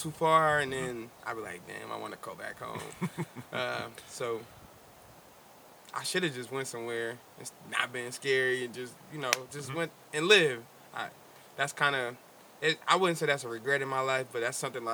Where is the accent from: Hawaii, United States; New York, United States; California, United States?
California, United States; Oakland; growing up in Oakland